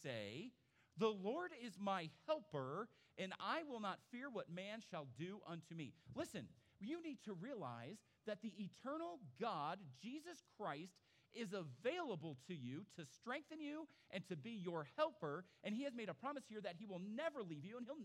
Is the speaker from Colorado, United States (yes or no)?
no; Phoenix, Arizona, United States; moved away; I grew up in Phoenix. I grew up out west. I grew up around Mormons.